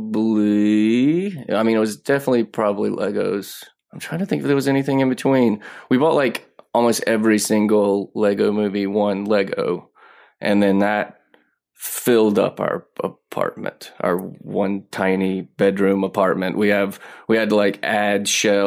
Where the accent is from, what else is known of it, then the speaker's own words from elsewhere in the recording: Mississippi, United States; now in Los Angeles, United States; I live in LA, but I'm from Mississippi